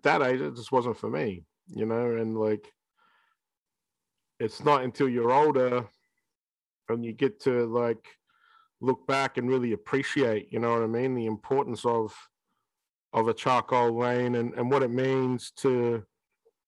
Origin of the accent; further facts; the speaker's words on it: Shepparton, Victoria, Australia; 10-year-old kid in Shepparton